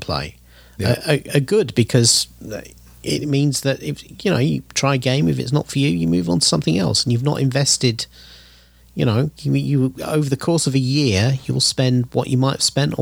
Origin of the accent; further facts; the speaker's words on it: England, United Kingdom; being English